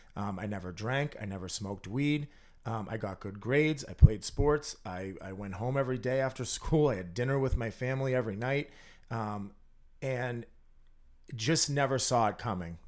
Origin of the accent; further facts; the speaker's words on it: North Andover, Massachusetts, United States; I grew up in North Andover.